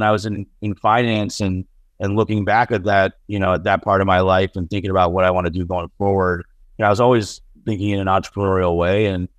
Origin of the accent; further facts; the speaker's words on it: Buffalo, New York, United States; also born or lived in Ohio; I was born in Ohio. My parents came here from India in the 70s. My dad's an engineer. And then I mostly grew up in Western New York outside of Buffalo. So, you know, bad week for us Bills fans, but I'm from the Buffalo area.